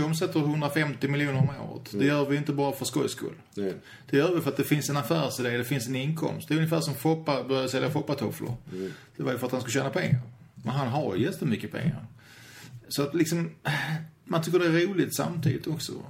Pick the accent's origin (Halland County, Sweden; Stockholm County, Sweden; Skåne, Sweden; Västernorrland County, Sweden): Skåne, Sweden; Malmö; jag kommer från Rosengård i Malmö, Rosensväg 12